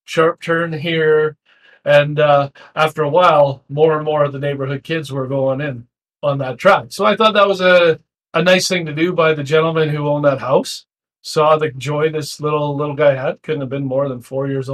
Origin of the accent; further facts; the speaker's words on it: Abbotsford, British Columbia, Canada; growing up in Abbotsford